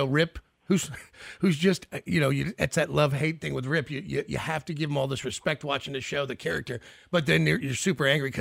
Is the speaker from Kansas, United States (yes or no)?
yes; Kansas, United States; I grew up in Kansas here